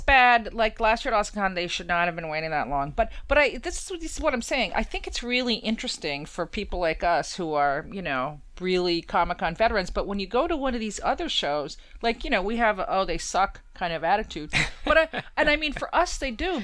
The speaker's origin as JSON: {"language": "English", "region": "New York", "country": "United States", "said": "as a New Yorker"}